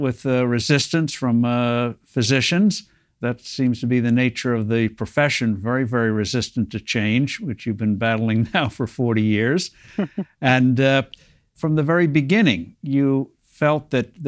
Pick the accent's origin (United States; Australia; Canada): United States; New Jersey; New Jersey, my home state